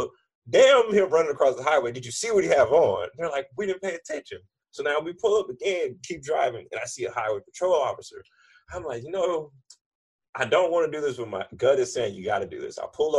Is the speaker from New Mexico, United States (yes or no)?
no; California, United States; Like, I ain't from out here. I'm from Cali.